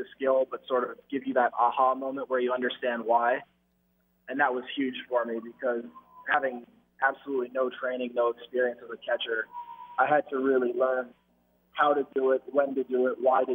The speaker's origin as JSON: {"language": "English", "country": "Canada", "said": "being Canadian, I had to learn it in school."}